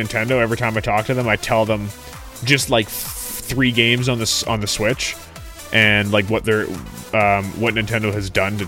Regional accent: Canada

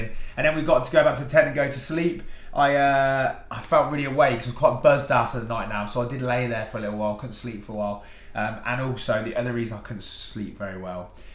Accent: Rushden, East Midlands, United Kingdom; I'm from Rushden in Northamptonshire

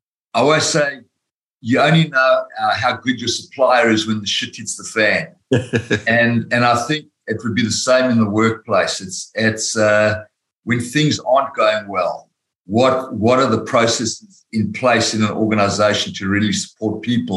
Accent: South Africa; moved away as an adult; now in Australia; As you said, I came from South Africa. I'm a chartered accountant by profession. I worked for Price Waterhouse in South Africa.

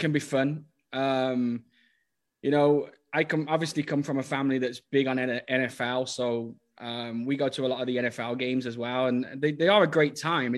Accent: Birmingham, West Midlands, United Kingdom; moved away as an adult; also born or lived in Swadlincote / Norway; now in Dallas, United States; you're born and bred in Birmingham

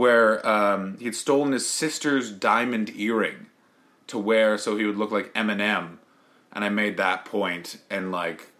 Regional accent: Ottawa, Ontario, Canada; moved away as an adult; also born or lived in Montreal; now in United Kingdom; I grew up in Ottawa

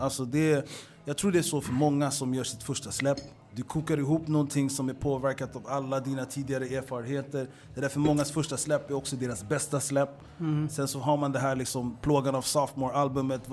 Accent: Stockholm, Stockholm County, Sweden; Hässelby är en arbetarklassförort, i alla fall där jag växte upp

